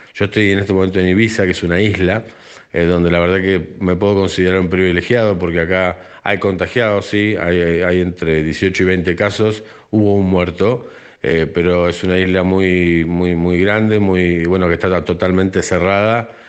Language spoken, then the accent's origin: Spanish; Argentina; now in Spain